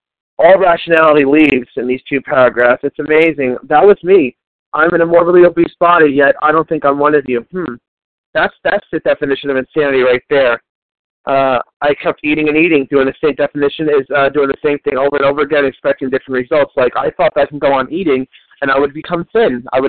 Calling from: New Jersey, United States; I'm calling from New Jersey. I'm an East Coast.

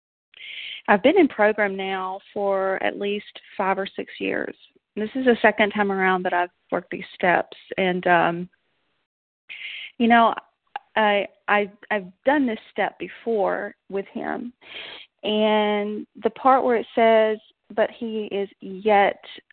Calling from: Knoxville, Tennessee, United States; I'm calling from Knoxville, Tennessee

